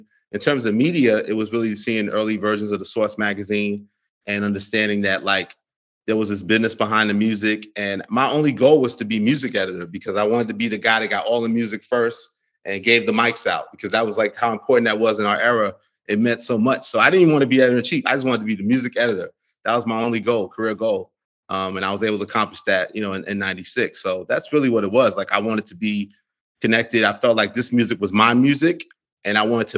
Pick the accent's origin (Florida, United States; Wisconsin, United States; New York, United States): New York, United States; New York City; growing up in Queens